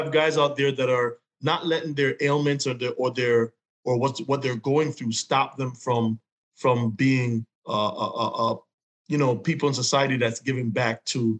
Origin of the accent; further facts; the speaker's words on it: New York, United States; we're from New York.